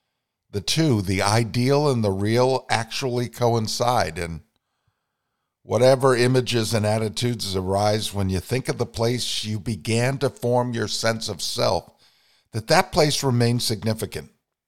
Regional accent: Vermont, United States; Mine is connected to my home state. And when I was a little boy, I sat on the knee of a poet, Robert Frost, because my mother was very involved in poetry in Vermont, and published 6 poetry books.

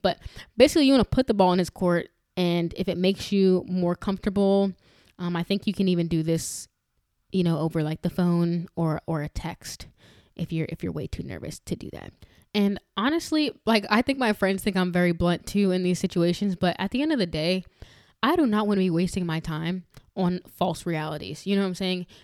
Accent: New York, United States; growing up in New York

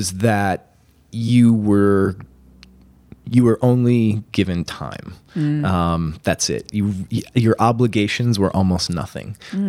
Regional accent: Wisconsin, United States; I'm from Wisconsin

